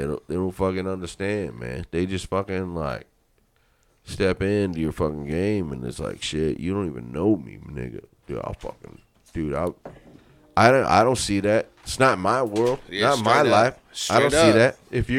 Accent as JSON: {"language": "English", "town": "Lorain", "region": "Ohio", "country": "United States", "tie": "born or raised there", "said": "I was Irish, I had some freckles, and I was raised in South Lorraine."}